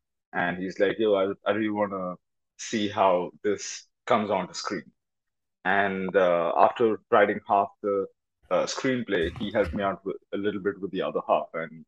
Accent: India; now in Los Angeles, United States; I'm from India.

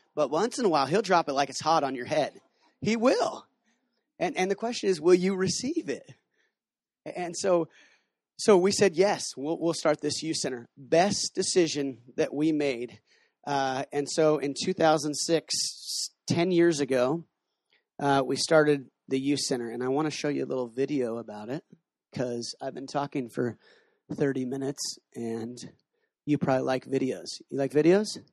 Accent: Washington, United States; moved away as an adult; also born or lived in Kona; now in Cambodia; I'm from Washington State

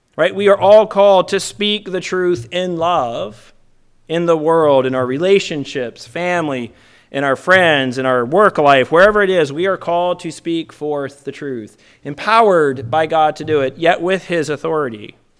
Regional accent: Virginia, United States; I'm not usually ashamed of my home state

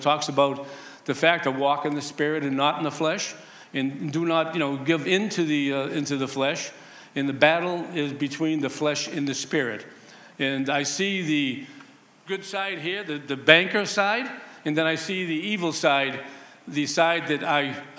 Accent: Boston, Massachusetts, United States; I grew up in humble beginnings in the East Boston housing projects.

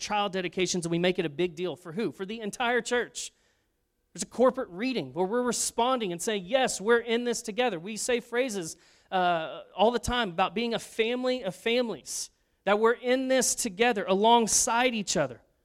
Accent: Arlington, United States; my mom and I grew up in Arlington

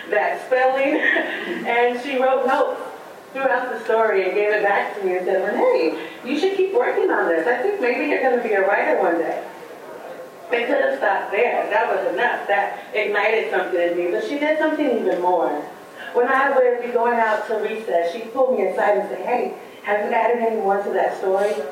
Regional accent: Portland, Oregon, United States; growing up in Portland, Oregon, in a neighborhood that had a lot of stereotypes about it

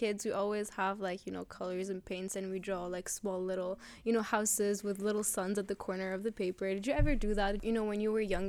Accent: Lebanon; where I come from Lebanon

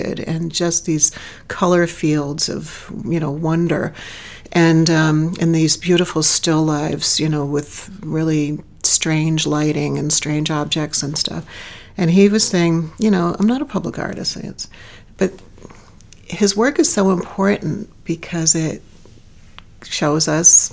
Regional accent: Gloucester, Massachusetts, United States; my hometown in Gloucester

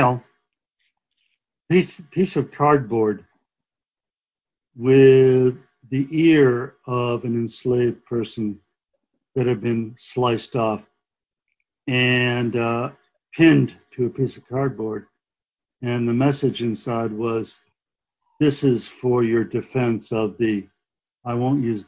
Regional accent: Barrington, Rhode Island, United States; moved away as an adult; also born or lived in Massachusetts / Berkeley, California / Chicago; now in New York City, United States; I'm originally from Rhode Island, and I grew up in Barrington, actually in a lighthouse

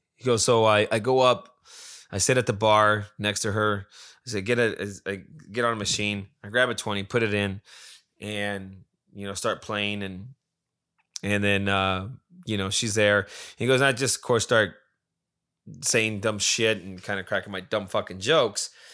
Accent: Las Vegas, Nevada, United States; I'm from Vegas

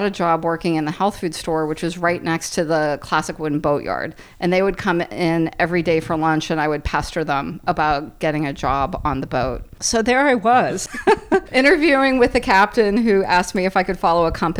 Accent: Pittsburgh, Pennsylvania, United States; I grew up on the Allegheny watching the barges

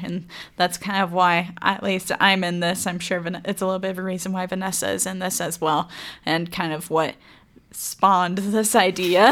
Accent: DeBary, Florida, United States; also born or lived in Macclenny, Florida; now in Idaho Falls, United States; I'm originally from DeBerry, Florida, which is near Orlando

